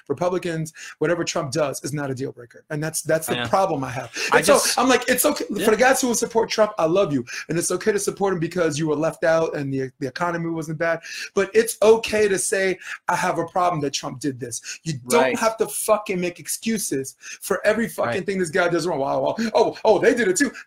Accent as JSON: {"language": "English", "town": "New York City", "region": "New York", "country": "United States", "tie": "born or raised there", "also_born_or_lived": "Queens / Harlem", "said": "growing up in Brooklyn"}